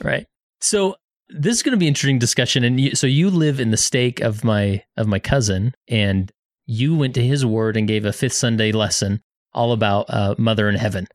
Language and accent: English; West Valley City, Utah, United States; moved away; Today I'm in West Valley City, my hometown